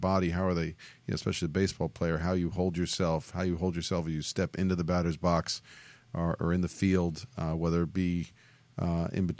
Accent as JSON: {"language": "English", "region": "New York", "country": "United States", "moved": "yes", "lives_now": "Southern California, United States", "said": "being a New Yorker"}